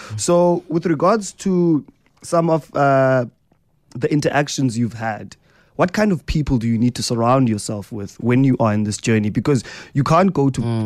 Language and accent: English; Eastern Cape, South Africa; I'm from the Eastern Cape.